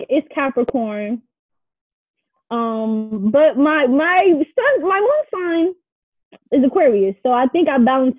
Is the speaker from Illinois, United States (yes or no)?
yes; Chicago, Illinois, United States; I'm from Chicago, Illinois. I'm from the West Side, to be exact.